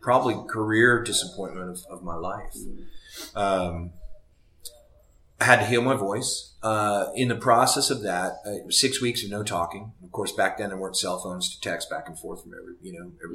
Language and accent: English; Seattle, Washington, United States; I came from Seattle